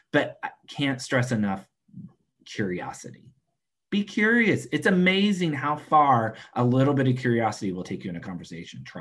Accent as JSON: {"language": "English", "region": "Washington", "country": "United States", "said": "I'm from Washington state because, you know, I was living in San Diego at the time, but I wanted to share that I am from Washington state."}